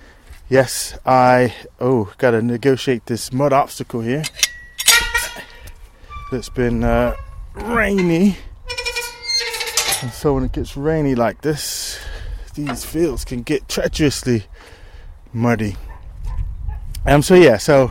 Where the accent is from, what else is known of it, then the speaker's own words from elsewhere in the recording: United States; now in United Kingdom; I'm from the States